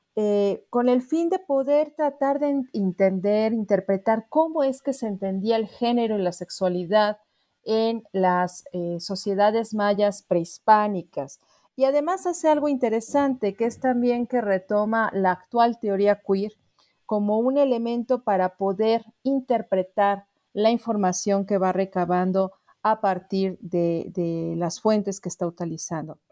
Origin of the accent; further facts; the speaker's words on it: Mexico City, Mexico; soy antropóloga originaria de la Ciudad de México y también radico en, tal lugar